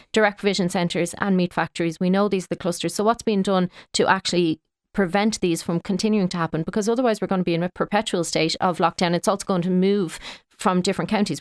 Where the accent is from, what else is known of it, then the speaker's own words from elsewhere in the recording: Kildare, Leinster, Ireland; now in Dublin, Ireland; I live in Dublin, but I'm from Kildare and play hurling in Kildare